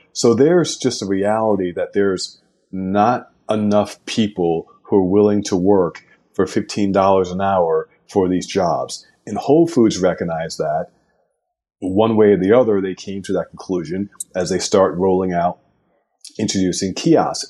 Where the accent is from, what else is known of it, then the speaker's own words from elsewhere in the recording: New York, United States; As a New Yorker